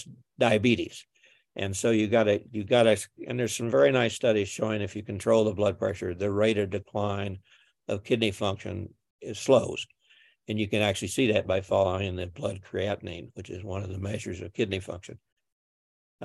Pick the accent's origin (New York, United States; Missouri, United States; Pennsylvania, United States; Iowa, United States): Missouri, United States; I'm from Missouri